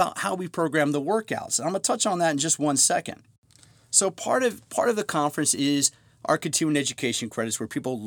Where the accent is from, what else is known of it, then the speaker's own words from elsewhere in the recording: Montgomery County, Maryland, United States; moved away as an adult; Kevin Plank and I grew up in Montgomery County